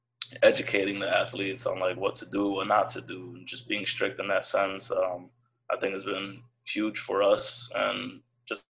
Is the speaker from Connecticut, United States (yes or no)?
yes; Connecticut, United States; I'm from Connecticut